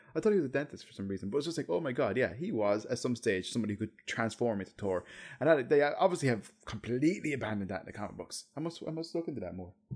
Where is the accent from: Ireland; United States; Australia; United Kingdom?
Ireland; as an Irish